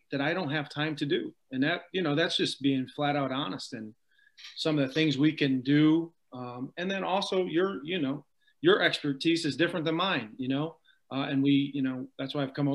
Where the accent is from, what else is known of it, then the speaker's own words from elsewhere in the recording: East Otto, New York, United States; moved away as an adult; also born or lived in Philadelphia; now in New Jersey, United States; I'm from a small town of East Otto, about population 1,000 people. No stoplights. I grew up on a small farmhouse in the middle of nowhere, south, about an hour south of Buffalo